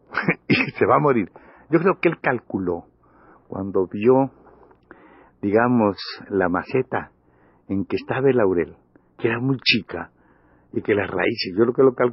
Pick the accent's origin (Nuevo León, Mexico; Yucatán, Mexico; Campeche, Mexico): Campeche, Mexico; Yo soy de Campeche, pero somos campechanos todos.